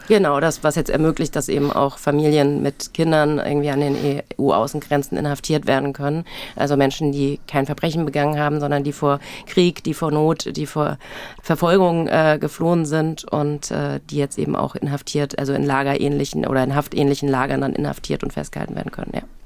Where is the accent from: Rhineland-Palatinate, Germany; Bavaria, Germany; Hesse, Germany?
Hesse, Germany; accent: Hessian; Ich bin in Hessen aufgewachsen